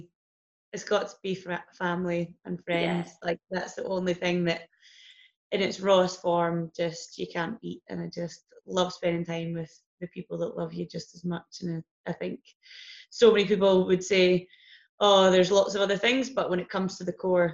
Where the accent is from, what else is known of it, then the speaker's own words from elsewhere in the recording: Biggar, Scotland, United Kingdom; Little place called Bigger, ironically.